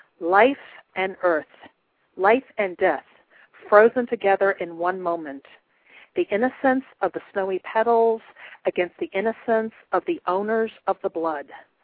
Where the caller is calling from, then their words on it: Columbus, Ohio, United States; I am calling from Columbus, Ohio.